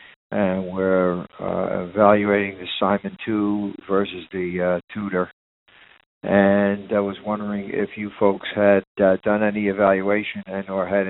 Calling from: South Florida, United States; I'm calling from South Florida. We here in our community

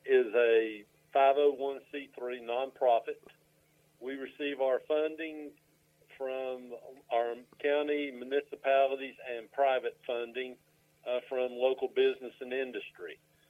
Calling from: Morganton, North Carolina, United States; I am in my office in Morganton, North Carolina.

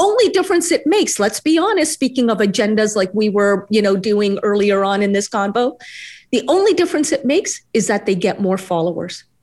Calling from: New York City, New York, United States; here in the United States, uh, I'm joining you from New York City

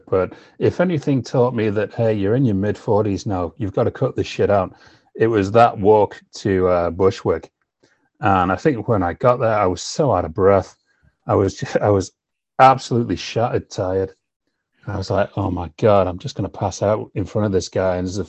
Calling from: Manchester, North West England, United Kingdom; I am currently calling from Manchester in the United Kingdom, which is my home base.

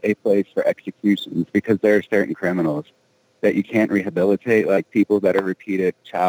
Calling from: Colorado, United States; Hey, this is … calling from Colorado.

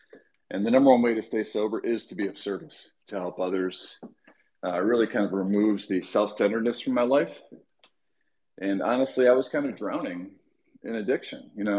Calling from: Michigan, United States; I'm dialing in from Michigan.

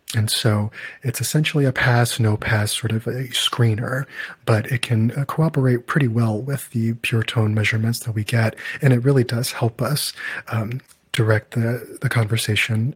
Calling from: Chicago, Illinois, United States; English is a second language; I'm calling from Chicago

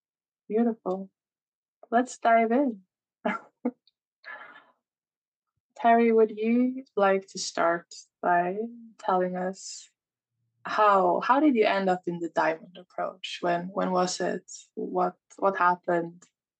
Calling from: Molkom, Värmland, Sweden; I'm calling from Molkom in Sweden.

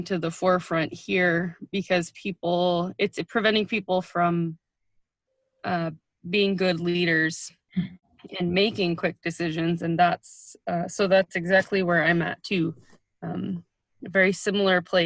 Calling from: Dillingham, Alaska, United States; I'm calling from Dillingham, Alaska

